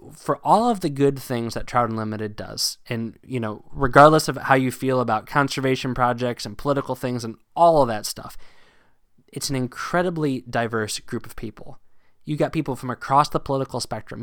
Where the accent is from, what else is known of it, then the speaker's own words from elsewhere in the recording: Northern Virginia, United States; moved away; also born or lived in Pennsylvania; Growing up in Northern Virginia